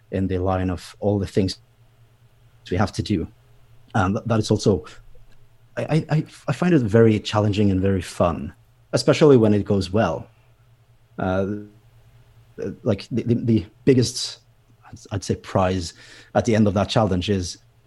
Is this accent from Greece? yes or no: no; Bergen, Vestland, Norway; here in Bergen, or here in my hometown.